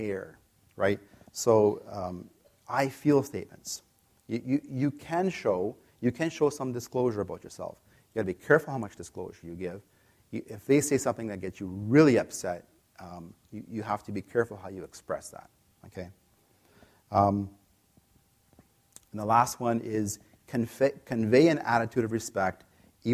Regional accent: Canada; I'm from Canada

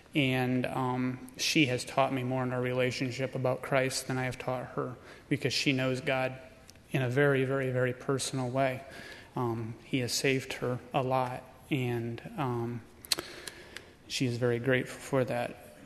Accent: Tremont, Illinois, United States; we are from Tremont, Illinois

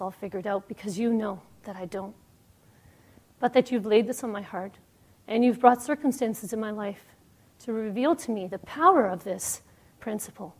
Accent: Toronto, Ontario, Canada; I'm from Toronto, Canada

